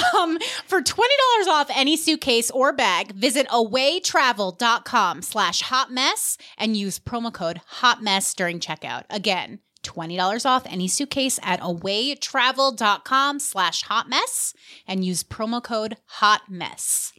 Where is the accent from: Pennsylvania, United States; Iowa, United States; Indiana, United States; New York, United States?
New York, United States; I'm from New York